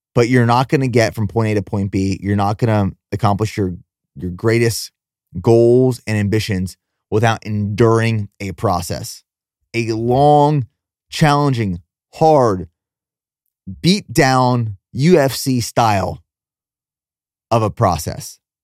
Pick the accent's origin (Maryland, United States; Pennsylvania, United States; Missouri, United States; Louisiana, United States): Pennsylvania, United States; also born or lived in Texas; now in Nashville, United States; I grew up in Pennsylvania, so I'm no stranger to snowstorms